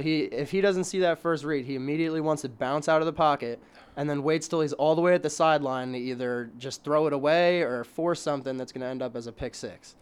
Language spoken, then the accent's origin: English; New Jersey, United States; moved away as an adult; now in Philadelphia, United States; I'm from South Jersey